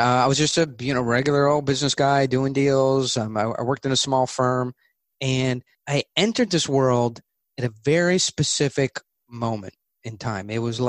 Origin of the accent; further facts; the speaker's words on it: California, United States; But ultimately, I'm from California.